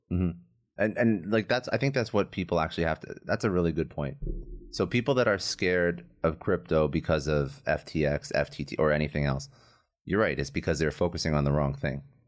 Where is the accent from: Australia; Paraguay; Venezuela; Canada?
Canada; now in Florida, United States; I'm Canadian